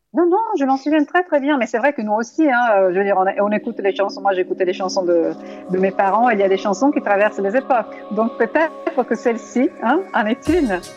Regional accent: Italy; French is a second language; now in France

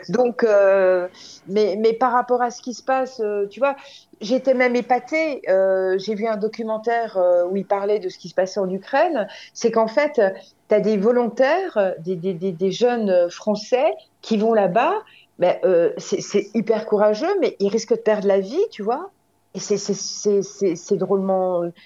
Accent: Morteau, Bourgogne-Franche-Comté, France; Je suis née à Morteau

